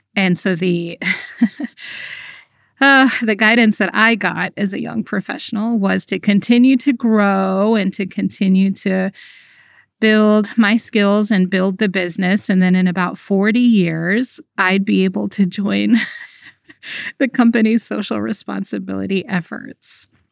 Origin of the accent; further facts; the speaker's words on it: United States; I grew up in America